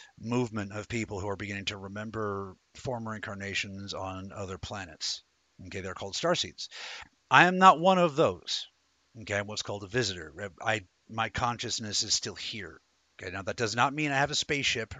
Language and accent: English; Denver, Colorado, United States; I was born in Denver, Colorado in 1978